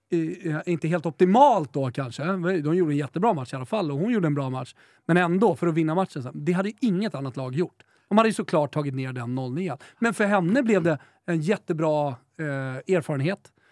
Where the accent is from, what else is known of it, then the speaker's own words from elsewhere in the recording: Umeå, Västerbotten County, Sweden; moved away; jag kommer ju från Umeå från början.